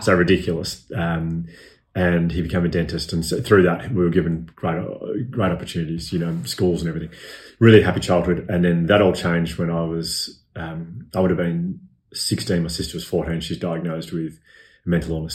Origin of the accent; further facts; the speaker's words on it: Melbourne, Victoria, Australia; I grew up here in Melbourne